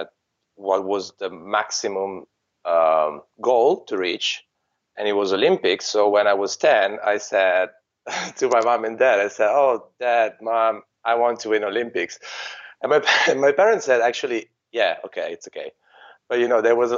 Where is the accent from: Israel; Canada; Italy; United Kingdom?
Italy; Treviso, Veneto; my hometown, which was Treviso